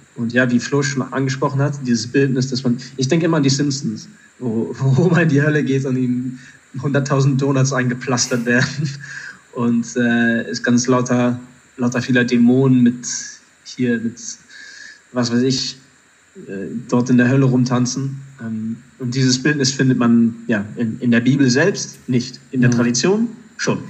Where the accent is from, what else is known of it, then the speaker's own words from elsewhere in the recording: Germany; du und ich, wir sind in Deutschland aufgewachsen